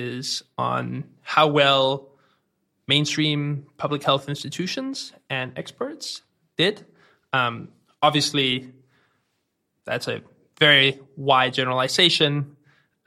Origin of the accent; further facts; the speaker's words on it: Denmark; accent: Danish; I'm from Denmark, so if anyone's wondering, that's where the accent comes from